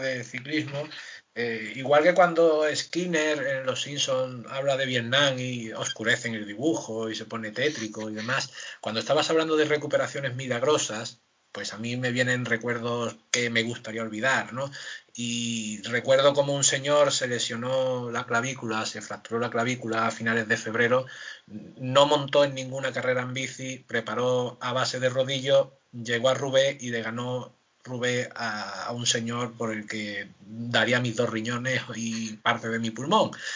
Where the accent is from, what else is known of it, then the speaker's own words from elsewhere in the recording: Seville, Andalusia, Spain; yo soy de Sevilla